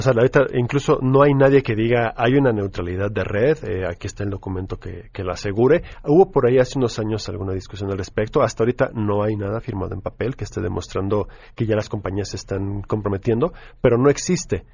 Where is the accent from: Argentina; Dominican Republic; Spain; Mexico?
Mexico; nosotros como mexicanos